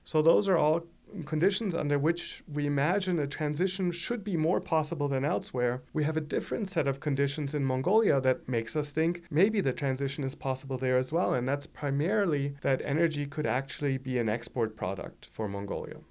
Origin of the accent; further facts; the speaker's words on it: Germany; accent: German; English is a second language; moved away; as you all can hear from my accent, I'm German originally